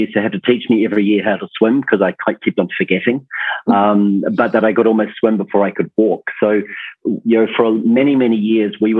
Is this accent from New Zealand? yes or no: yes; New Zealand; born or raised there